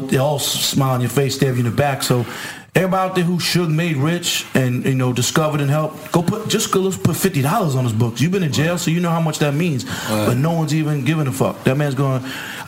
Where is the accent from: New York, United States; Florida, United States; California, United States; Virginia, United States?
New York, United States; New York City; moved away; where we grew up in Queens